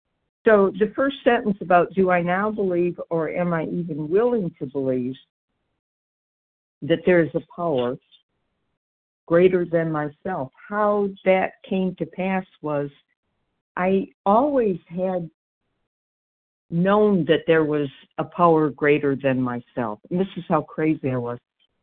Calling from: Georgia, United States; It's D as in dog, and I'm in Georgia.

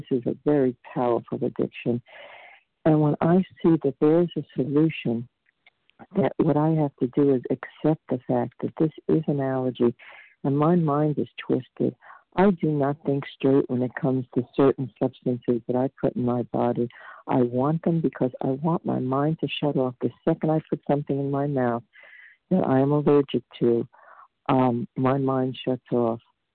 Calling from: Vermont, United States; I'm calling from Vermont.

